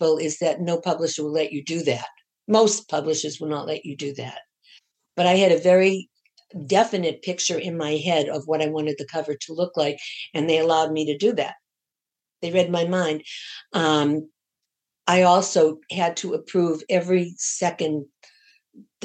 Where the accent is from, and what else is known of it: Boston, Massachusetts, United States; born or raised there